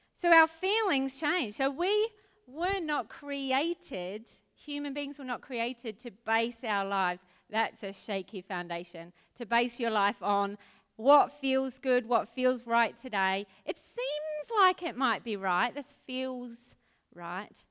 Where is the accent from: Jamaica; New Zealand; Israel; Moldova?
New Zealand; Auckland; moved away as an adult; also born or lived in Adelaide; now in Australia; I was brought up in New Zealand and Auckland